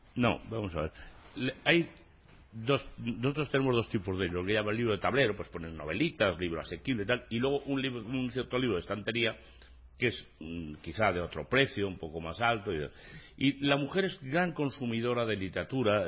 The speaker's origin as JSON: {"language": "Spanish", "town": "San Lorenzo de El Escorial", "region": "Community of Madrid", "country": "Spain"}